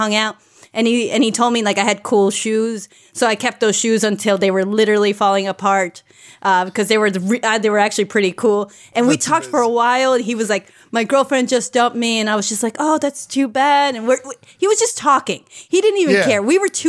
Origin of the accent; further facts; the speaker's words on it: Mexico; moved away; I grew up in Mexico and it took 10 years for movies to get to us